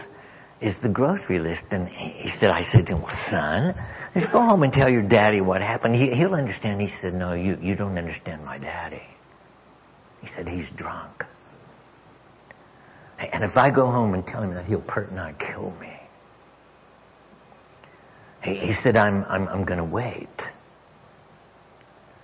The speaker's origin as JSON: {"language": "English", "region": "Arkansas", "country": "United States", "said": "I'm from Arkansas"}